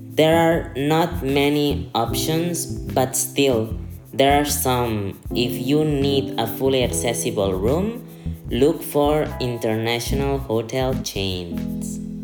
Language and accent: English; Barcelona, Catalonia, Spain; I'm from Barcelona.